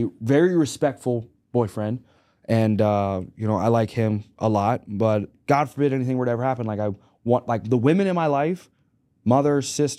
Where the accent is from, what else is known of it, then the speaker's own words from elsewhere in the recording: Pittsburgh, Pennsylvania, United States; also born or lived in Arkansas; I like the Cowboys. I'm from Arkansas. So I'm from Arkansas and Pittsburgh.